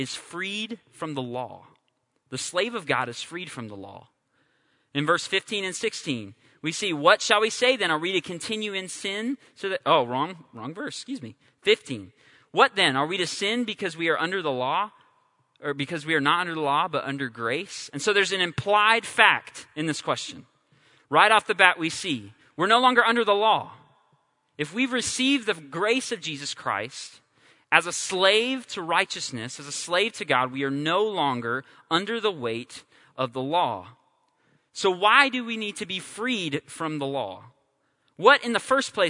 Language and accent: English; California, United States; I'm from California